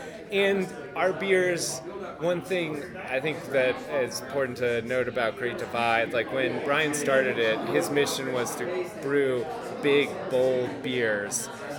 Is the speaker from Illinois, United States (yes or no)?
no; Pennsylvania, United States; moved away as an adult; also born or lived in Vermont; now in Colorado, United States; I went to college in Vermont and I grew up in Pennsylvania.